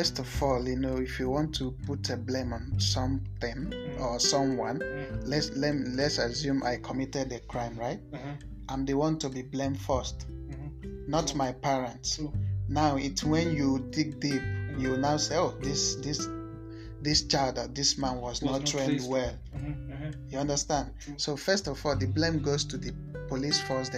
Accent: Nigeria; I'm a Nigerian.

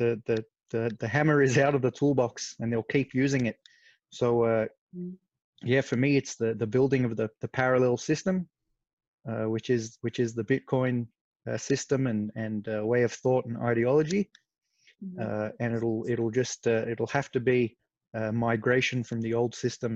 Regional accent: Lebanon; moved away; my home country. So my sister's there now, but I grew up there. It's Lebanon

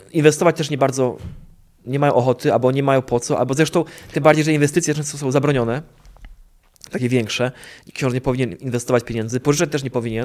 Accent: a village near Opole, Opole Voivodeship, Poland; ja pochodzę z wioski pod Opolem

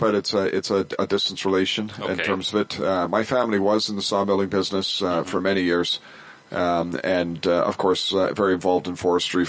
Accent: Prince George, British Columbia, Canada; also born or lived in Cluculz Lake, British Columbia; I was born and raised in Prince George. You know, I lived my whole life in northern BC.

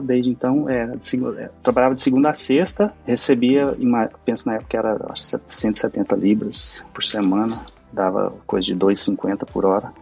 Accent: Nerópolis, Goiás, Brazil; moved away as an adult; also born or lived in London, United Kingdom; now in England, United Kingdom; eu sou de uma cidade chamada Nerópolis, fica em Goiás, a mais ou menos trinta quilômetros de, de Goiânia. Cresci e vivi a minha vida, uau, metade da minha vida toda lá nessa cidade

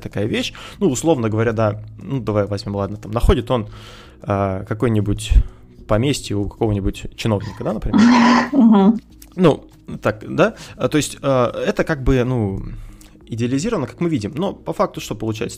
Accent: Kursk, Kursk Oblast, Russia; мы с тобой из Курска

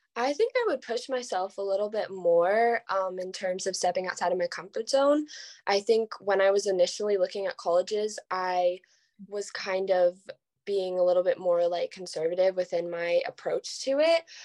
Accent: Los Angeles, California, United States; I'm from California, um, Los Angeles

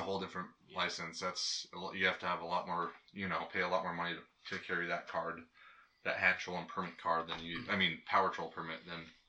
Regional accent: Hydaburg, Alaska, United States; You can't go more further south in Alaska than you can my hometown

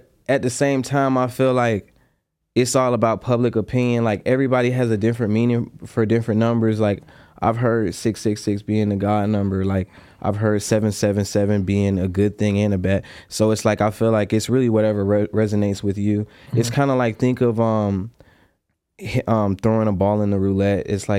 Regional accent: Durham, North Carolina, United States; I'm originally from North Carolina, a small town called Durham.

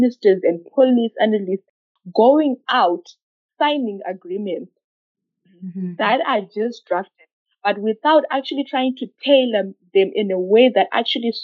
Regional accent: Zimbabwe; I come from Zimbabwe

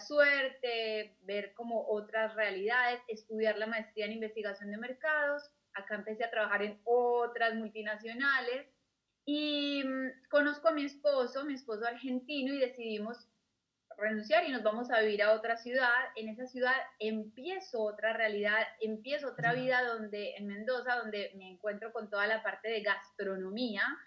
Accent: Colombia; moved away as an adult; also born or lived in Australia / Germany; yo soy colombiana

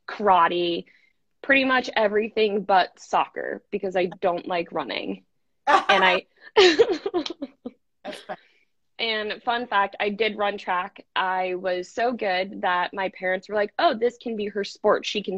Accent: Denver, Colorado, United States; I'm originally from Denver. That's where I grew up. I've spent my entire childhood in Denver, Colorado

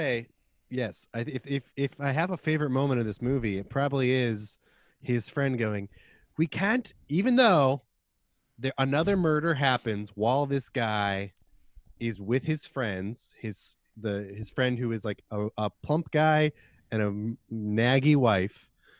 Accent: London, United Kingdom; Yeah, that's right. I grew up in London.

